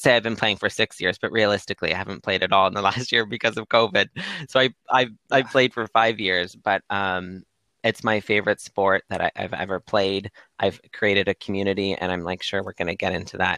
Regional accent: Windsor, Ontario, Canada; moved away as an adult; now in Toronto, Canada; I'm originally from Windsor, Ontario, one of the most southern cities in Canada.

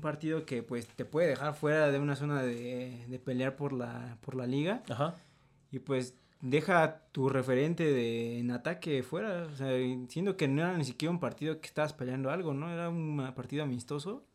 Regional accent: Mexico

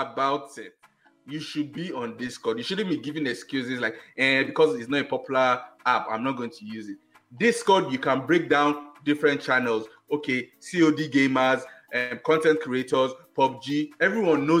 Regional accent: Nigeria; as a Nigerian

